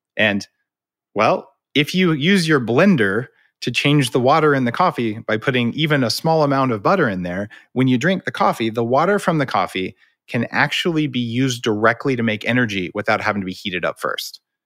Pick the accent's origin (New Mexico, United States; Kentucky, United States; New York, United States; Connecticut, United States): New Mexico, United States; I grew up in New Mexico eating green chili